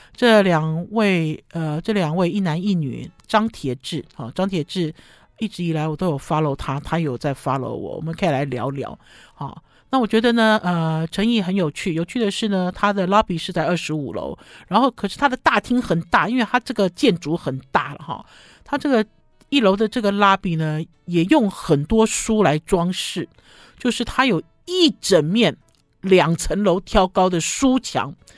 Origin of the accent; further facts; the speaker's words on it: Taipei, Taiwan; 我是台北人